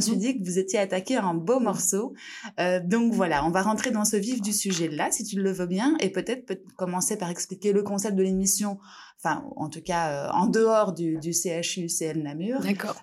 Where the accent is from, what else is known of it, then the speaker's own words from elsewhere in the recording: France; je suis française